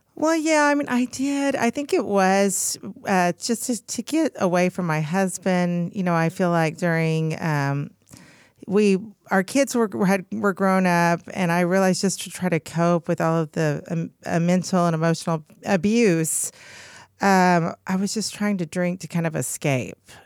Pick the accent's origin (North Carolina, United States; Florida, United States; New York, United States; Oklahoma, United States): Oklahoma, United States; Oklahoma City; from Oklahoma City